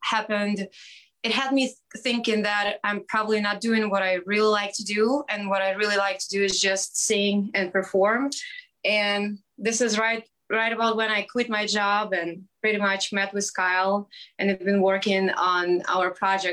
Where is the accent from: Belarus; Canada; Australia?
Belarus; English is a second language; moved away as an adult; now in San Diego, United States; I'm from a small country in the center of Europe called Belarus